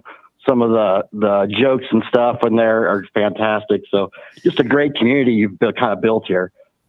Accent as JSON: {"language": "English", "region": "Western Iowa", "country": "United States", "tie": "born or raised there", "said": "I grew up in Western Iowa and whatnot."}